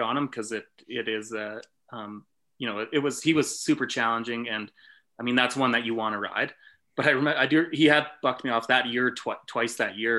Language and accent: English; Canada; growing up in Canada